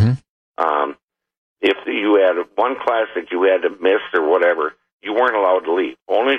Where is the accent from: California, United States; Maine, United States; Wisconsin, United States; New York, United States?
Wisconsin, United States; Beaver Dam; now in Brookfield, United States; I grew up in Beaver Dam. That's where I was raised and went to school. And my father was a teacher in the school district.